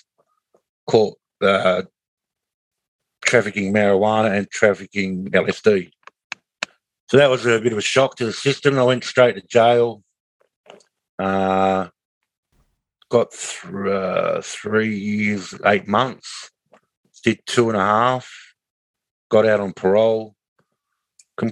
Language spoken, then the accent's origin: English; Kalgoorlie, Western Australia, Australia; also born or lived in Katanning, Western Australia; now in Bunbury, Australia; Went to Kalgoorlie when I was about a year and a half old. Stayed in Kalgoorlie to 1999